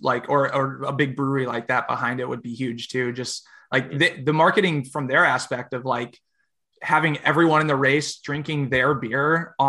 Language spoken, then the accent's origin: English; United States; It's like, you're Canadian, we're obviously American, but it's like, we live so close together.